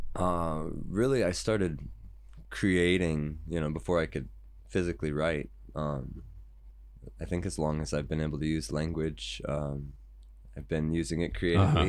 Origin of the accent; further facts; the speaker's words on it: United States; I'm American